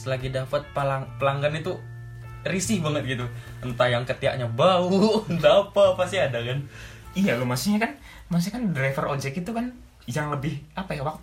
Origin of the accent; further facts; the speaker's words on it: Java, Indonesia; yang sebagai orang Jawa orang Jawa juga kan di situ